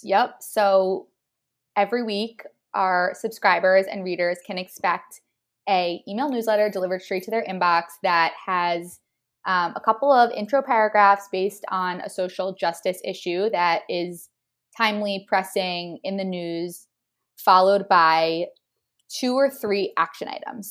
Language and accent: English; New Jersey, United States; moved away as an adult; also born or lived in Austin, Texas; I'm from New Jersey